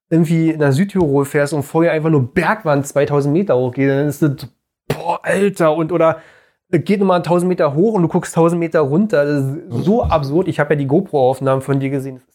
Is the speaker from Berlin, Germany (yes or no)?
yes; Berlin, Germany; wir als Berliner, wir sind erstmal Stadtkinder.